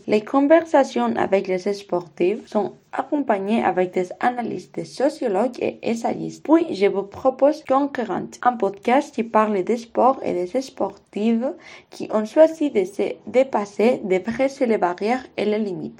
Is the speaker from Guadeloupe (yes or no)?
no; Vitoria-Gasteiz, Basque Country, Spain; French is a second language; moved away as an adult; now in Bordeaux, France; c'est ma ville natale